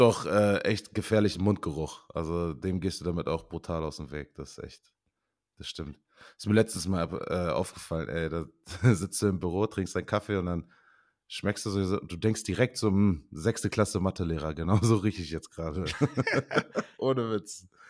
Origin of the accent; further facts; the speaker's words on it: Osnabrück, Lower Saxony, Germany; moved away as an adult; also born or lived in Osterkappeln / Beaufort, South Carolina / Canada; ich bin in Osterkappeln geboren, komme echt aus Osnabrück. Ähm, bin dort auch groß geworden